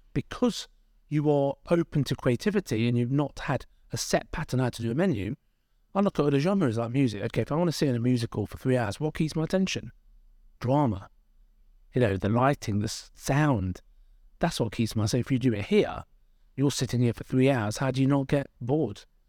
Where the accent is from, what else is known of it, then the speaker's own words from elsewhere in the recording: Derby, East Midlands, United Kingdom; I'm from Derby. My parents are immigrants. They came here in the sixties from India.